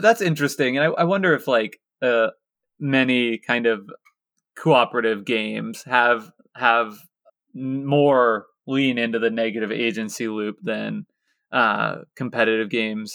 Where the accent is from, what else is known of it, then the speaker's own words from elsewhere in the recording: Lawrence, Kansas, United States; my hometown of Lawrence, Kansas